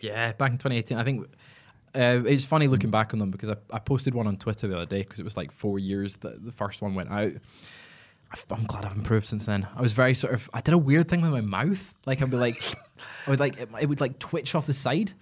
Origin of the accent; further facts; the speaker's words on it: Scotland, United Kingdom; I'm Scottish